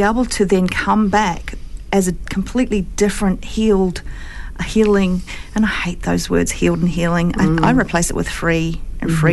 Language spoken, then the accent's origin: English; Christchurch, Canterbury, New Zealand; moved away as an adult; also born or lived in Australia; now in Christchurch, New Zealand; I grew up here in Christchurch